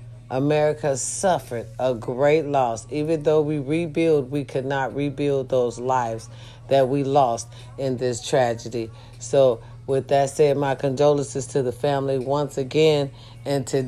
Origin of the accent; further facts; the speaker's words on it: United States; I love being an American